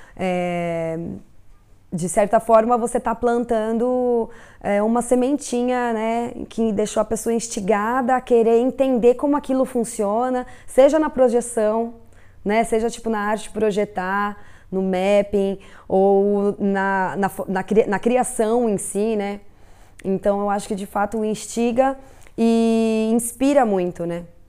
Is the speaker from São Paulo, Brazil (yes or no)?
yes; Tupã, São Paulo, Brazil; also born or lived in Ipiranga, São Paulo / Cambuci, São Paulo; now in São Paulo, Brazil; Sou de Tupã.